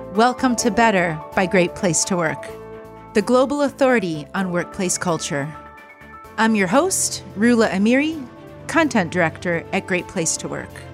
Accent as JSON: {"language": "English", "region": "Ohio", "country": "United States", "tie": "born or raised there", "said": "Columbus, Ohio, which is my home state"}